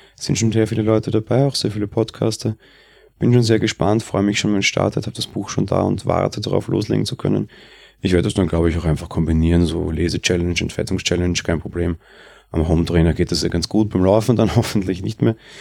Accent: Austria; bei uns in Österreich

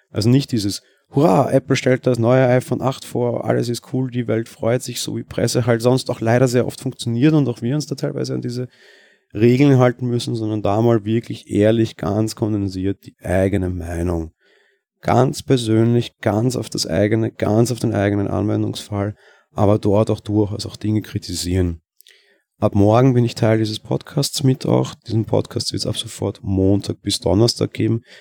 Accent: Vienna, Austria; ich komme aus Wien, man erkennt es dann wahrscheinlich auch an der Stimme

